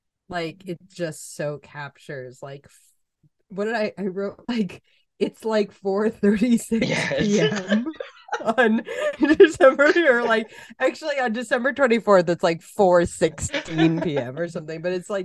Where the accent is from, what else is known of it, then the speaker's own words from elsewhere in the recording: Massachusetts, United States; we are white and we grew up in Massachusetts